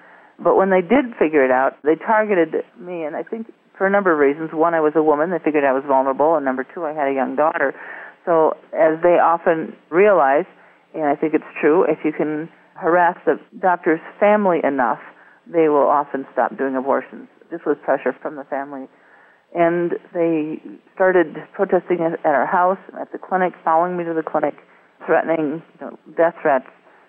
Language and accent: English; Wisconsin, United States; shortly after I started a general practice in my hometown in northern Wisconsin